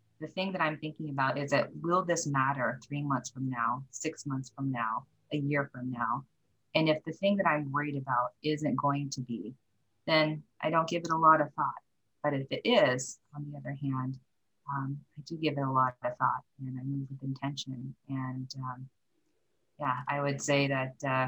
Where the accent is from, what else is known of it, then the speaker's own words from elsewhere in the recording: the Northwest, Pacific Northwest, United States; also born or lived in Korea / Japan / Seattle; I did mostly grow up in the Northwest.